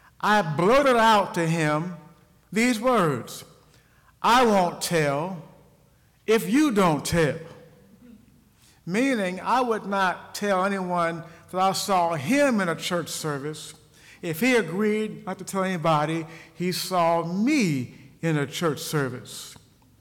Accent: Ohio, United States; moved away as an adult; I returned to my home state, Ohio, after having been gone for many years

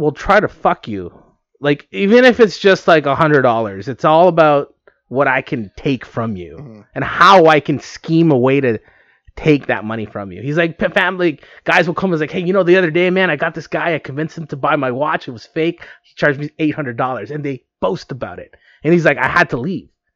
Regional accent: United States; I am American

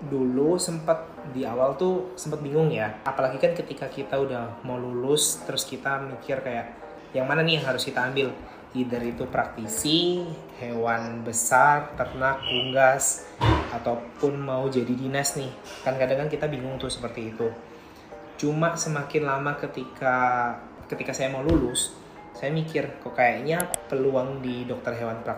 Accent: Java, Indonesia; saya kan aslinya Jawa tuh mayoritas pasti bahasanya pasti bahasa pakai bahasa Jawa

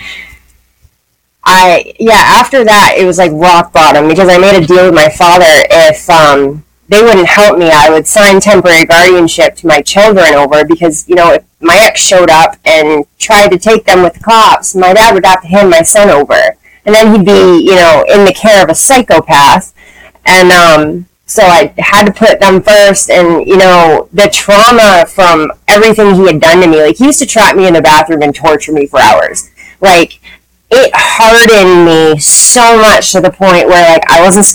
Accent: Maine, United States; I grew up in Maine

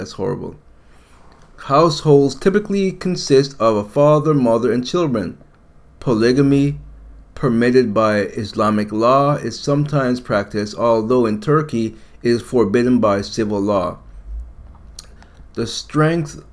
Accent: United States; I'm American.

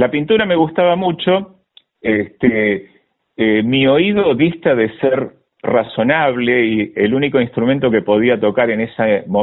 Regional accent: Sarandí, Buenos Aires Province, Argentina; born there; also born or lived in Berazategui; yo nací en Sarandí, en la mm, en el partido de Avellaneda y eh, pasé muchos años en Verazategui.

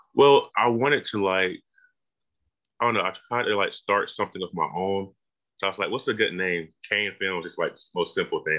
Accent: Macon, Georgia, United States; also born or lived in Milledgeville; I'm from Macon, not that uh, far.

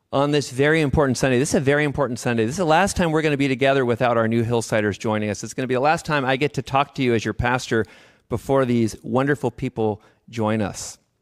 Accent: Davis, California, United States; I'm from Davis

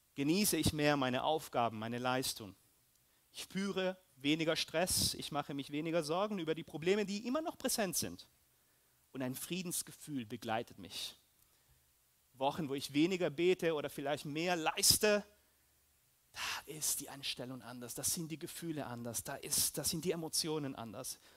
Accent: Peru; moved away; also born or lived in Germany; ich bin auch Peruaner, Deutsche, so ein bisschen

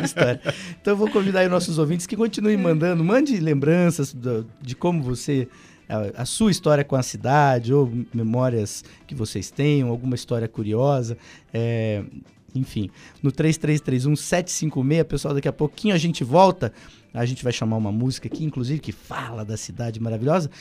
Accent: Palmeira, Paraná, Brazil; now in Curitiba, Brazil; eu sou paranaense, mas de Palmeira.

